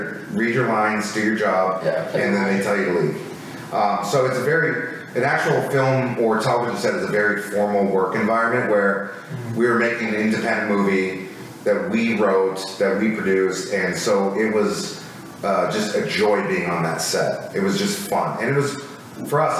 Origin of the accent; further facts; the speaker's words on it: Minnesota, United States; moved away; growing up in Minnesota